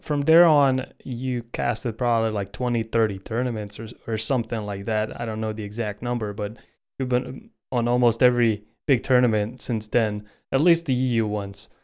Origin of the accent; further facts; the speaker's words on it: Croatia; my home country of Croatia